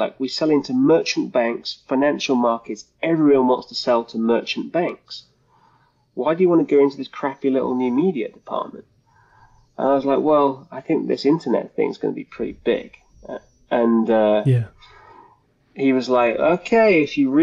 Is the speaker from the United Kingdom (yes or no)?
yes; United Kingdom; also born or lived in London; I'm from the UK, as you may be able to tell by my accent.